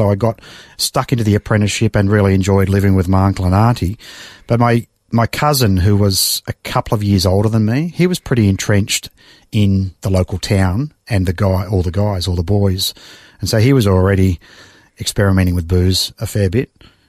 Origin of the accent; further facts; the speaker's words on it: Mulgrave, Victoria, Australia; Spent the first 15 years in Mulgrave.